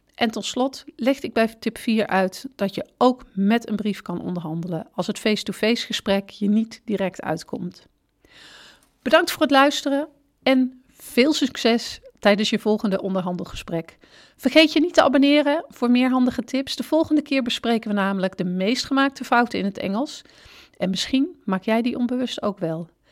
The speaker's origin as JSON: {"language": "Dutch", "country": "Netherlands", "said": "wij Nederlanders"}